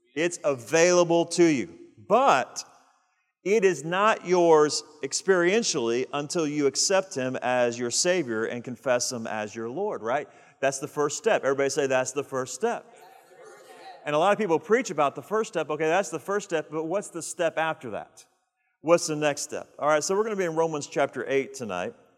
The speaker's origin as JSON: {"language": "English", "country": "United States", "said": "We have rights as American citizens"}